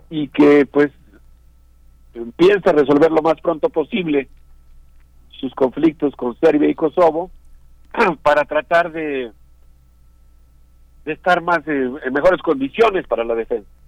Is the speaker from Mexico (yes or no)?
yes; Mexico; yo creo que nosotros como sociedad mexicana, como universidad, pues tenemos conexiones con muchos de los países